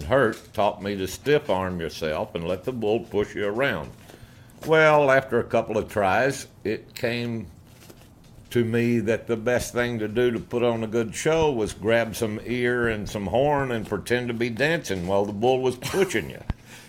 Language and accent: English; Stephenville, Texas, United States; also born or lived in Morgan Mill, Texas; I was born in Stephenville, Texas, but at the time, my folks lived in a little burg outside of Stephenville called Morgan Mill.